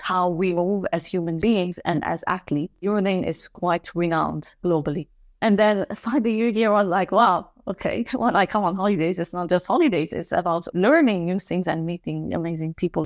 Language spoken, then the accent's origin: English; Lebanon; moved away; I'm from Lebanon as well